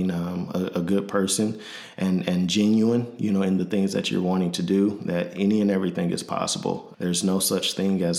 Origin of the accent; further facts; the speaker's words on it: Michigan City, Indiana, United States; moved away as an adult; also born or lived in Grand Rapids, Michigan / Nashville, Tennessee; now in Illinois, United States; I'm originally from Michigan City, Indiana. Born and raised